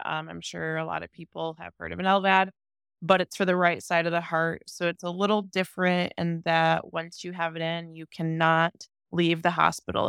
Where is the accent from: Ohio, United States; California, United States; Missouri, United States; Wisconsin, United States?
Ohio, United States; near Cleveland; I am from Ohio, near Cleveland